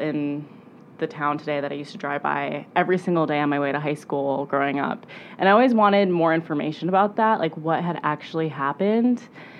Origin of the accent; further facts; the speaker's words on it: Milan, Illinois, United States; I grew up in Milan